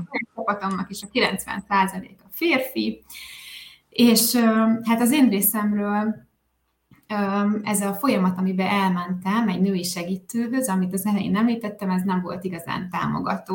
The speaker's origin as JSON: {"language": "Hungarian", "region": "a small village in Tolna County", "country": "Hungary", "tie": "born or raised there", "also_born_or_lived": "Spain / Sweden", "moved": "as an adult", "said": "én egy kis Tolna megyei faluból származom, családból, helyi iskolába jártam, egy közeli gimnáziumban érettségiztem, egészen 18 éves koromig szinte alig hagytam el azt a környéket"}